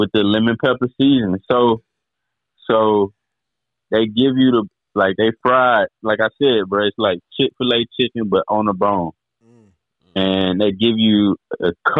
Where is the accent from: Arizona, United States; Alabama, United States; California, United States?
Alabama, United States; Birmingham; I'm from Birmingham